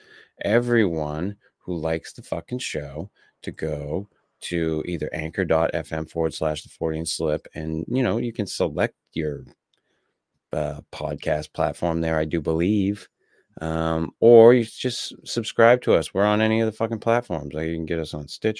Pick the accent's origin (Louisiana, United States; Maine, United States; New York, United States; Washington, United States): Maine, United States; I'm from Maine